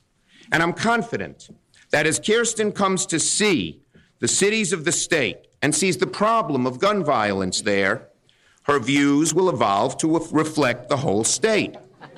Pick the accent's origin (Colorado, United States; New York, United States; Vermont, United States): New York, United States; New York City; I come from Brooklyn.